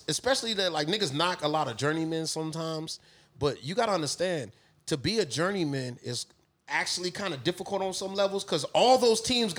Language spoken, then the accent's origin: English; San Antonio, Texas, United States; I'm from San Antonio.